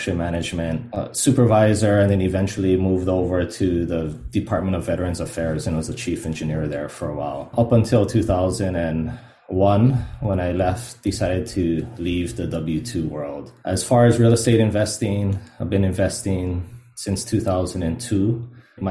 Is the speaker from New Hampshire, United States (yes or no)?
no; Hilo, Hawaii, United States; moved away as an adult; also born or lived in Seattle / Jacksonville, Florida / Monterey, California; now in Oahu, United States; I grew up in Hilo, Hawaii